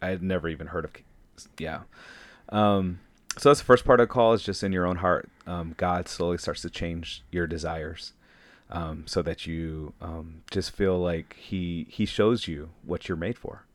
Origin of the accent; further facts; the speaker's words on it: Saginaw, Michigan, United States; moved away as an adult; also born or lived in Bridgeport, Michigan / Ann Arbor, Michigan; now in Hayward, United States; I was born and raised in Saginaw, Michigan